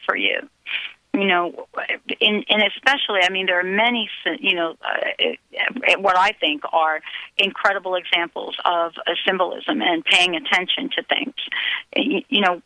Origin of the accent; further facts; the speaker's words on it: New York City, New York, United States; I grew up in New York. I had to ride the subway to school